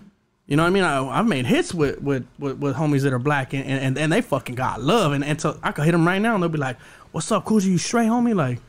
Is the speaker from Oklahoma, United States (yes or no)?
no; Los Angeles, California, United States; I'm from Dogtown